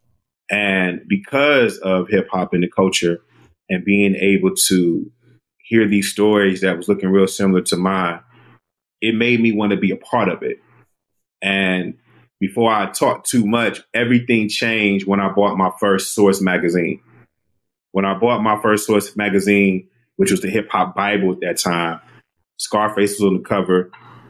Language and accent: English; Detroit, Michigan, United States; moved away as an adult; also born or lived in Washington, D.C.; Born and raised in Detroit. Lived there my entire life until I was about 21, and then I transferred to Howard University.